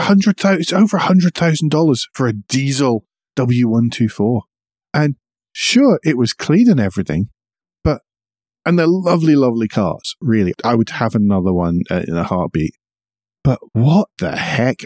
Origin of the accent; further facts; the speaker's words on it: United Kingdom; I'm British